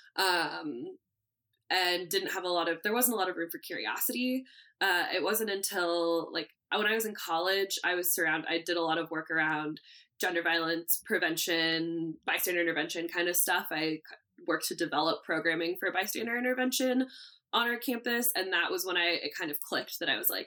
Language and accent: English; Santa Rosa, California, United States; I grew up in Northern California